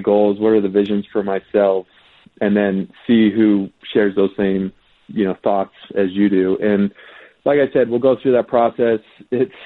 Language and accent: English; West Coast, United States; I grew up on the West Coast